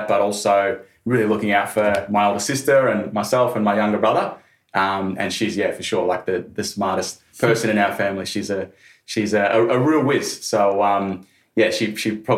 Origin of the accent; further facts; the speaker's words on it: Shepparton, Victoria, Australia; I grew up in Shepparton in Victoria, did all my schooling there